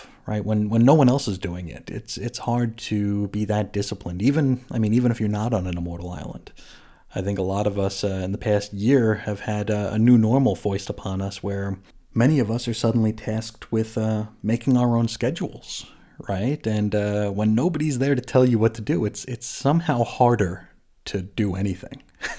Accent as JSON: {"language": "English", "region": "Utah", "country": "United States", "said": "July 24th in my home state of Utah is known as Pioneer Day."}